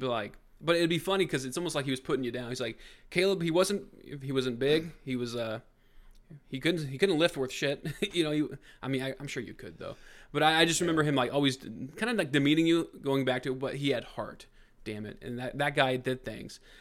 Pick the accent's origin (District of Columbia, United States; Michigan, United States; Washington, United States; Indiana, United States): Indiana, United States; Brownsburg; four people from my hometown